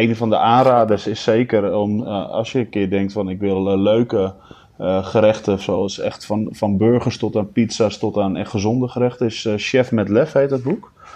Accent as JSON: {"language": "Dutch", "town": "Almere", "region": "Flevoland", "country": "Netherlands", "tie": "born or raised there", "said": "Ik woonde in Almere Haven in die tijd. Dus ja, daar ben je mee opgegroeid"}